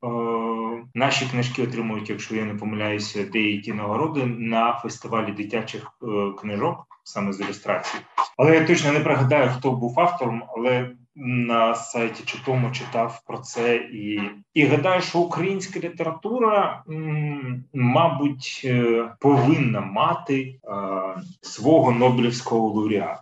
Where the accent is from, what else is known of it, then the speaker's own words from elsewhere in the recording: Kyiv, Ukraine; я, як киянин з більш ніж 30-річним стажем